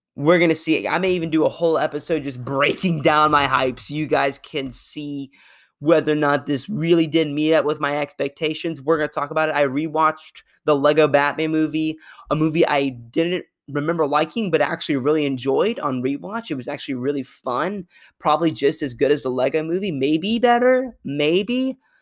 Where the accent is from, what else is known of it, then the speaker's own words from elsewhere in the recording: Arkansas, United States; I'm from Arkansas